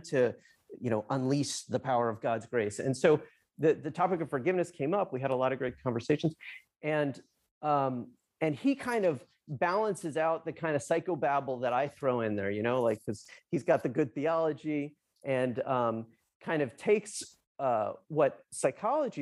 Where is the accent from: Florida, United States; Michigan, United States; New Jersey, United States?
New Jersey, United States; I'm from Jersey.